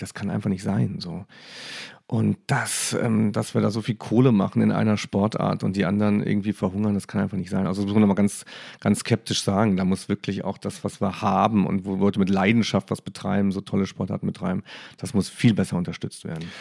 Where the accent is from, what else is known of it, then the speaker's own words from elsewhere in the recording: Saarland, Germany; Ich bin im Saarland aufgewachsen